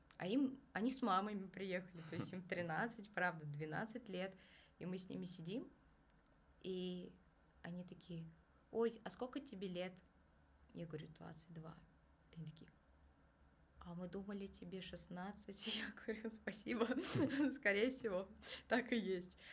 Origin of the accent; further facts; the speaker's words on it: Kazan, Tatarstan, Russia; now in Moscow, Russia; я сама из Казани